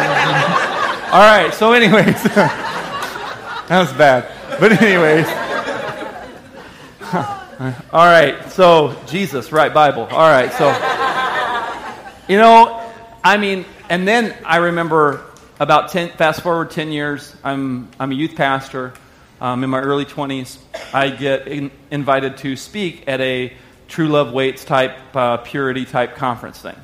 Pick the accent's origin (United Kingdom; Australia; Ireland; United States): United States; Arkansas; I lived in Arkansas.